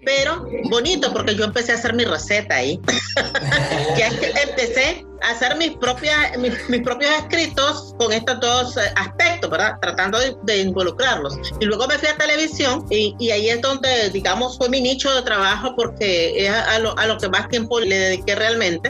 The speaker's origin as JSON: {"language": "Spanish", "country": "Nicaragua", "said": "yo soy nicaragüense"}